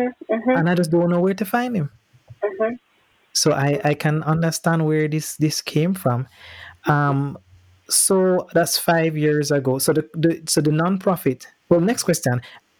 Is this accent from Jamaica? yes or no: yes; Jamaica; also born or lived in Boston; growing up in Jamaica